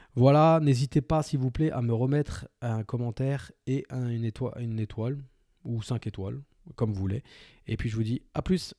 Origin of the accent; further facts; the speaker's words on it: France; on est français